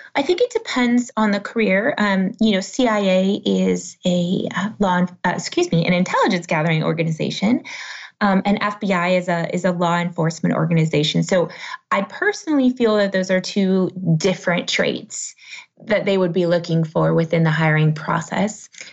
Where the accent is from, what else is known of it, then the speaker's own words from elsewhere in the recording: United States; being American